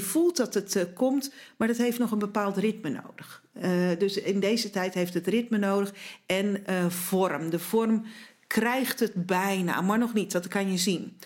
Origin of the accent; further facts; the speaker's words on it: Zeeland, Netherlands; moved away; verhuisden wij naar Zeeland, waar wij, mijn man en ik vandaan komen.